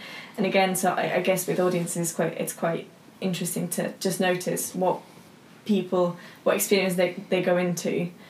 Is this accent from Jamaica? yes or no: no; Slovakia; moved away; because I'm from Slovakia.